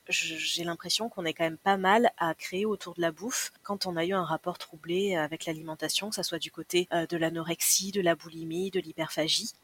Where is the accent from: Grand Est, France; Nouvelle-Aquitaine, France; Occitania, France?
Nouvelle-Aquitaine, France; Landes; moved away as an adult; now in Toulouse, France; J'ai grandi dans les Landes. Je suis à Toulouse depuis un peu plus de 20 ans.